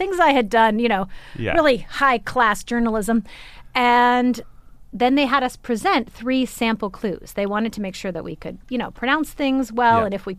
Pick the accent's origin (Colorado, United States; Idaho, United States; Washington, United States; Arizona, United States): Arizona, United States; moved away; I'm from Arizona. I have never lived in snow.